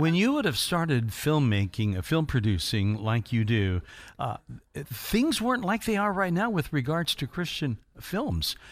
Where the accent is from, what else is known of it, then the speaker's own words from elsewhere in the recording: Indiana, United States; I was from Indiana.